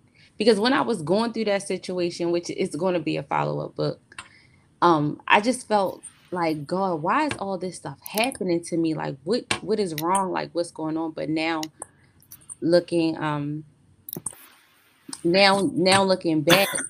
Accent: Baltimore, Maryland, United States; I'm from Maryland. I'm from Baltimore, Maryland.

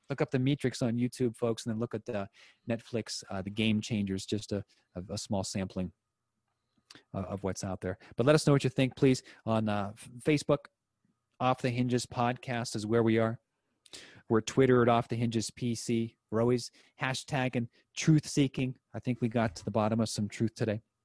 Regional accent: United States; I'm an American

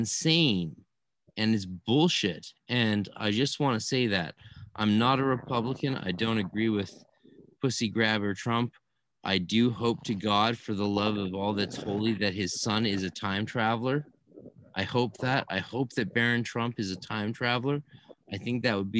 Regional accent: Canada; also born or lived in California; I'm a Canadian

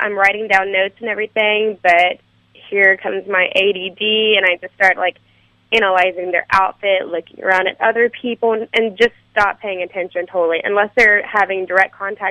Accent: Austin, Texas, United States; I'm from Austin, Texas

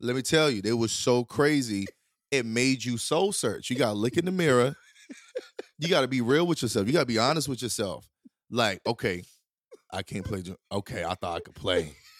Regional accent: Durham, North Carolina, United States; moved away as an adult; also born or lived in Wilson / Los Angeles; growing up in Durham

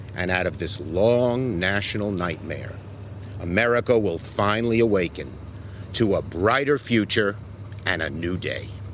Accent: New York, United States; my hometown, Brooklyn, New York.

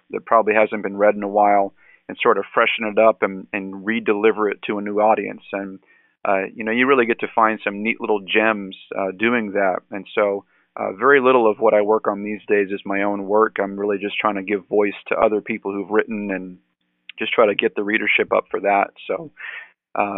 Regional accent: Gilmanton Iron Works, New Hampshire, United States; I'm a pastor in Gilmanton Iron Works, New Hampshire, and I'm actually from the Northeast. I was born and raised in the town I'm in.

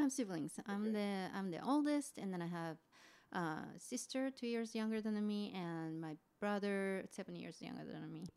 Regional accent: Kofu, Yamanashi, Japan; English is a second language; moved away as an adult; I'm a Japanese native. I was born and raised in Japan, uh, lived until late twenties. So, yeah, um, uh, so I'm from, uh, the town of Kofu

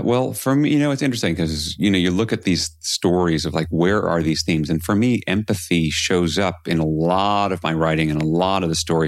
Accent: New York City, New York, United States; I grew up in New York City

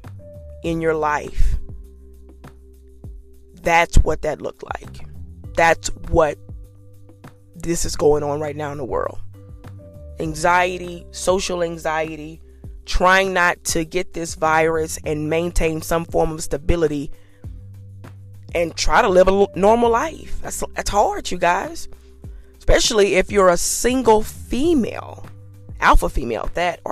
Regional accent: Louisiana, United States; I'm from Louisiana, and it's hot

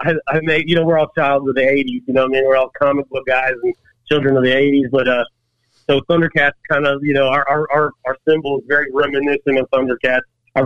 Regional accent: Murfreesboro, Tennessee, United States; I'm biased, right, because I'm from Murfreesboro.

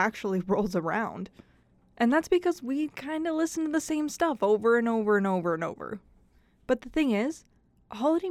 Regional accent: Idaho, United States; moved away; I was from Idaho.

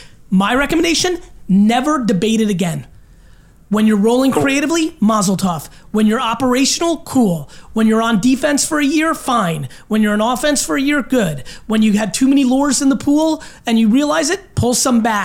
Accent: Belarus; born or raised there; now in United States

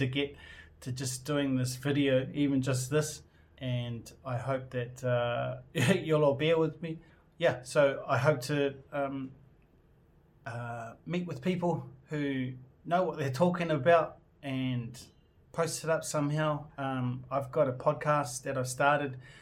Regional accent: New Zealand; I'm from New Zealand. I identify as being New Zealand Māori.

